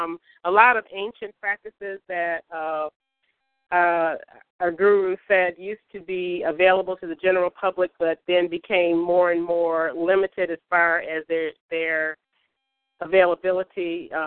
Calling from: Detroit, Michigan, United States; I'm calling from Detroit, Michigan.

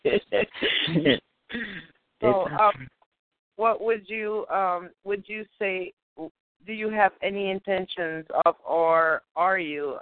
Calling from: New Jersey, United States; I'm calling from North Jersey

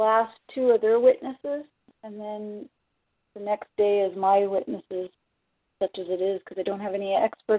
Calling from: Ontario, Canada; No. I'm in from Ontario.

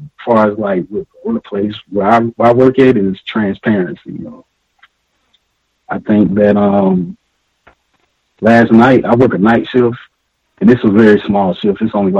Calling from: Atlanta, Georgia, United States; I'm calling you from Atlanta, Georgia.

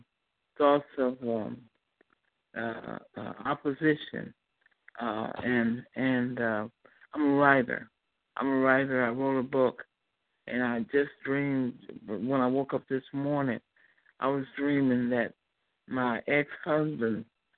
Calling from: Chicago, Illinois, United States; I'm calling from Chicago.

